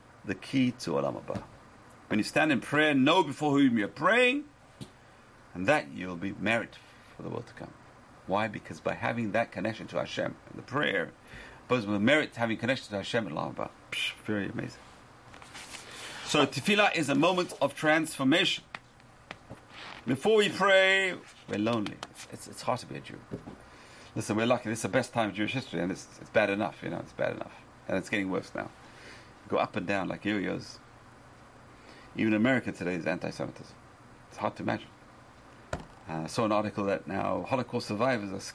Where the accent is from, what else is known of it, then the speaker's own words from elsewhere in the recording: London, United Kingdom; moved away; When I grew up in London